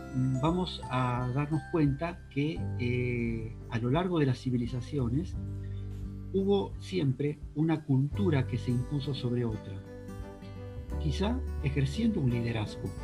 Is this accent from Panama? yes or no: no; Argentina; also born or lived in Spain; yo como argentino que soy también, aparte de español